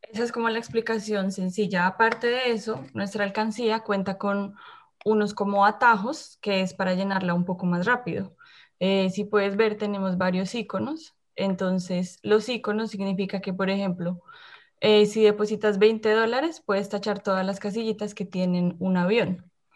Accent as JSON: {"language": "Spanish", "country": "Colombia", "moved": "as an adult", "lives_now": "Winnipeg, Canada", "said": "también soy colombiana"}